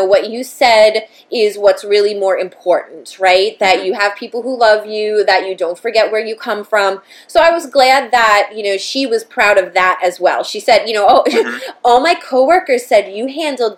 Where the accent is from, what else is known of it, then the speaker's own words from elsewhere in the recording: Brentwood, United States; we grew up in Brentwood